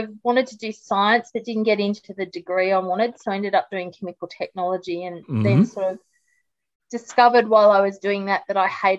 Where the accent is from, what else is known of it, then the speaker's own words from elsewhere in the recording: Sydney, New South Wales, Australia; moved away as an adult; now in Hobart, Australia; I'm an import from Sydney. Yep. Grew up in Sydney and also on the south coast of New South Wales